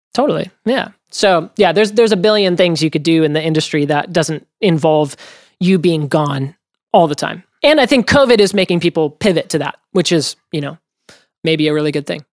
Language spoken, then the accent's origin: English; Oregon, United States; I grew up in Oregon